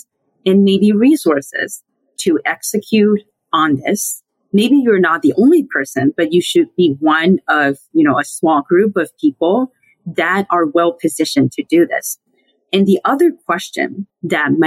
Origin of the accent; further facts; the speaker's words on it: Sichuan, China; moved away as an adult; now in United States; I grew up in mainland China. I hail from Sichuan, which is also hometown to giant pandas, hot pot, and Deng Xiaoping. And I came to the U.S. for graduate school about 12 years ago, and I've lived here since then